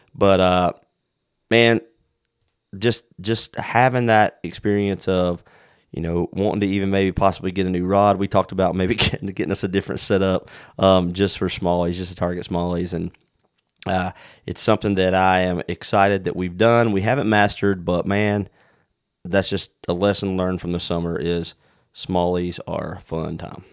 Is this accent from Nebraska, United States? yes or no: no; South Carolina, United States; moved away; the rivers we grew up in down in South Carolina